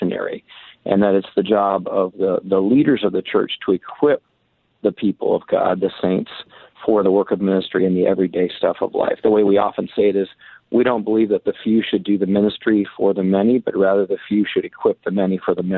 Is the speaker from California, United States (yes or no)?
no; Muskegon, Michigan, United States; moved away as an adult; also born or lived in Deerfield, Illinois; now in Seattle, United States; I grew up in Michigan, Muskegon, Michigan, not too far from Grand Rapids, Michigan